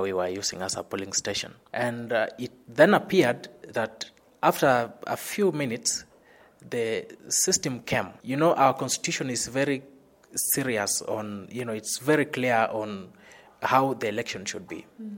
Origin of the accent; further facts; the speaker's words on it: Kakamega, Kakamega County, Kenya; moved away as an adult; now in Nairobi, Kenya; I come from Kenya, western part of Kenya, uh, specifically Kakamega, where strong people originate